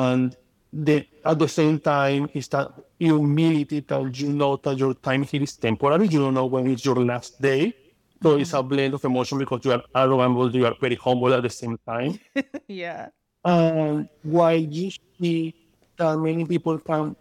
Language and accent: English; Amazonas, Venezuela; English is a second language; moved away as an adult; now in United States; I grew up in Amazonas, which was very nice because we have the river, we have the trees, we have the mountains.